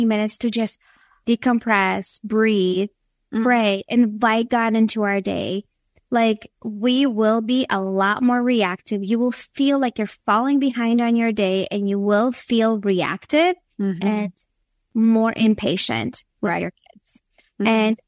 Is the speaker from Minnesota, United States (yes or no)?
yes; Minnesota, United States; moved away as an adult; also born or lived in Latvia; now in Florida, United States; I was born in Latvia, which is in Europe. So I have a mixture of all these things in my background. I moved to the States when I was 9, but yes, so I grew up in Minnesota for a big chunk of my life.